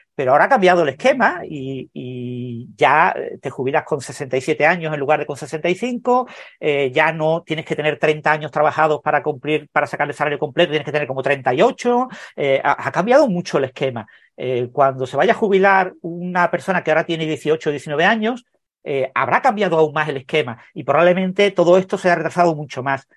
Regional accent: Mijas, Andalusia, Spain; moved away as an adult; also born or lived in Madrid; yo nací en Mijas, es un pueblo pequeño de la costa eh, sur de, de Málaga

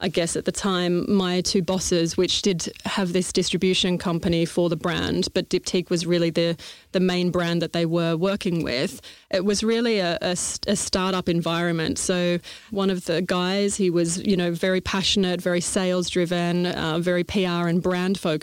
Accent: Melbourne, Victoria, Australia; moved away as an adult; now in London, United Kingdom; I'm obviously Australian. Maybe it's not that obvious, but I definitely am from Melbourne, Australia. Moved over to London early 2004. So prior to that, living in Australia, grew up on a farm

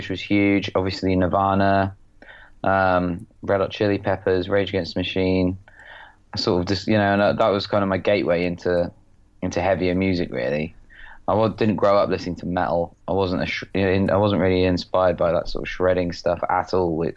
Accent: just outside Oxford, South East England, United Kingdom; I grew up sort of just outside Oxford in a sort of semi-council-y kind of rural market town

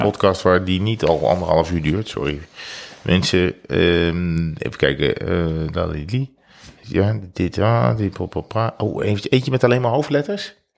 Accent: North Brabant, Netherlands; we komen uit Brabant.

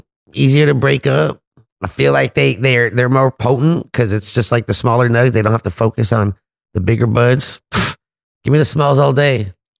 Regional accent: California, United States; I'm from California, dude.

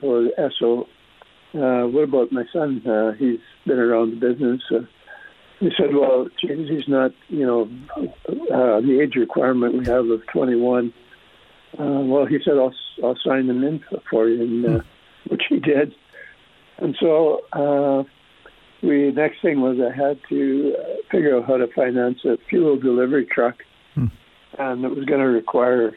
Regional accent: Frenchman Butte, Saskatchewan, Canada; also born or lived in Paradise Hill, Saskatchewan; I was born in Paradise, so we actually lived in a town about 10, 11 miles away called Frenchman Butte. And we were there until I was 13 years old.

